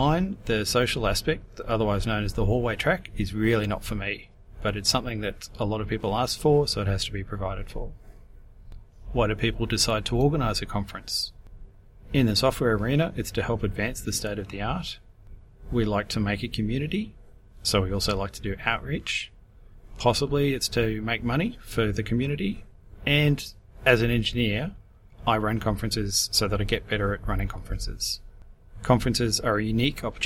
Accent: Brisbane, Queensland, Australia; I come from Brisbane, Queensland, Australia

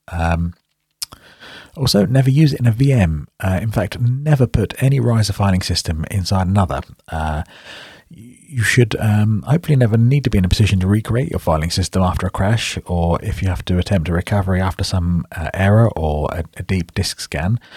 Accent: United Kingdom; accent: British; you might recognize from my accent that I'm British, so that's in the U K.

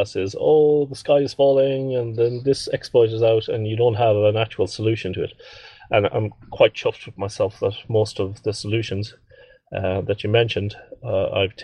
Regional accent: Ireland; moved away

